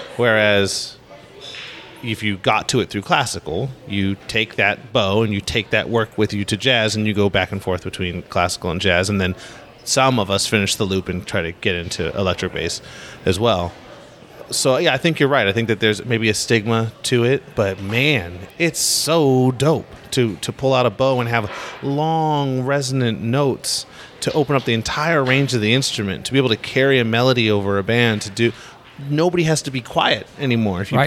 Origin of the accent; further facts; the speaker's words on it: Los Angeles, California, United States; I grew up in Los Angeles